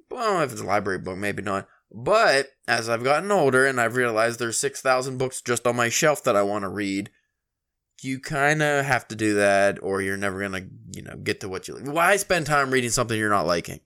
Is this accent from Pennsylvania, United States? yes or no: yes; Pennsylvania, United States; we're from Pennsylvania.